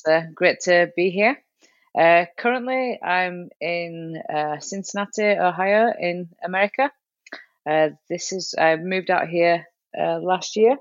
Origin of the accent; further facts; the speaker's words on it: United Kingdom; moved away; I still represent the UK, even though I'm living out here now. I'm still British.